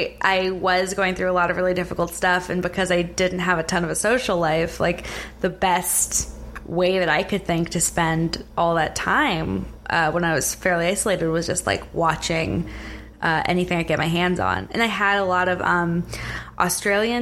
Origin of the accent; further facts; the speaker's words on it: Silicon Valley, South Bay Area, California, United States; moved away; I grew up like right in the middle of Silicon Valley in the 90s